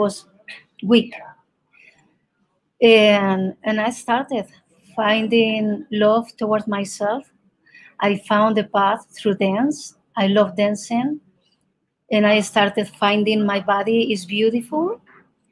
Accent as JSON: {"language": "English", "country": "Spain", "first_language": "Spanish", "second_language": "English", "moved": "as an adult", "lives_now": "Colorado, United States", "said": "I am from Spain originally, but I'm living now in Colorado"}